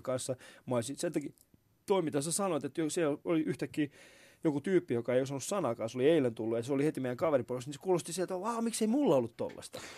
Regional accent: Vantaa, Uusimaa, Finland; mun sisällä elää se, tiedätkö, vantaalainen ää, äh, räkis

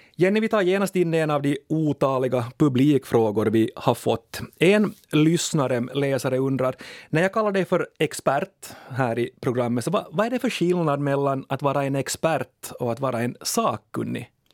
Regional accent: Ostrobothnia, Finland; accent: Ostrobothnian; moved away; also born or lived in Åboland / Uusimaa; jag kommer ju från Österbotten och mamma och pappa kommer från, från sydöstra botten, talar dialekt i sin barndom

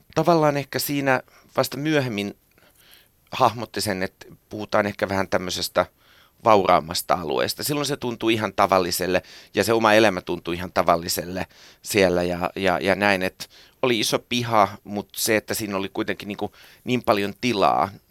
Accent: Helsinki, Uusimaa, Finland; also born or lived in Tammisalo, Helsinki; synnyin Tammisalossa ja kasvoin Marjaniemessä

